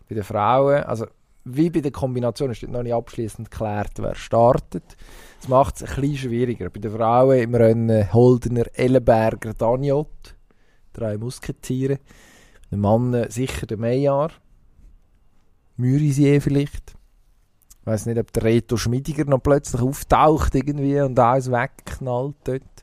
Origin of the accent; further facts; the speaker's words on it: Switzerland; bei uns in der Schweiz